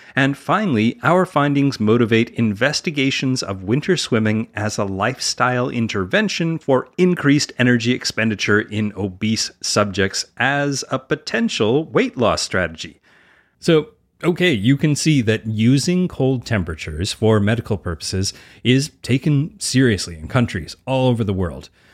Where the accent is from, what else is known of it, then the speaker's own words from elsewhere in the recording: Edmonton, Alberta, Canada; I grew up playing outside in Edmonton, Alberta all year round